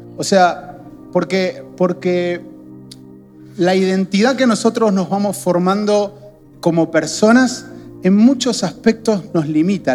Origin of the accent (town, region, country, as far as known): Argentina